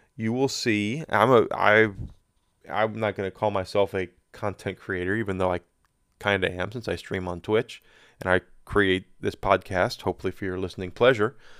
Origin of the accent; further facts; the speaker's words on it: United States; I'm an American, very proud to be an American. Love my country, love being here